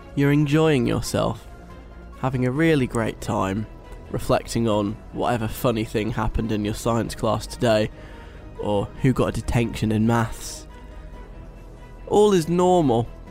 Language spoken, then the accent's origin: English; London, United Kingdom; moved away; I'm at home this week in London